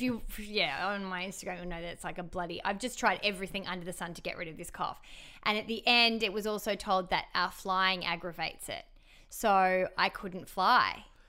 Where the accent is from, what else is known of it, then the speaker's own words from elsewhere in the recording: Melbourne, Victoria, Australia; now in Sydney, Australia; I'm from Melbourne